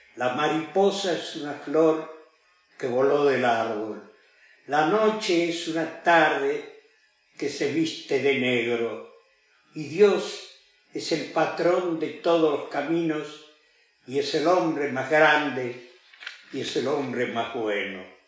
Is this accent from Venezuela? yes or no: no; Argentina; para toda nuestra gente, para la gente que habita la República Argentina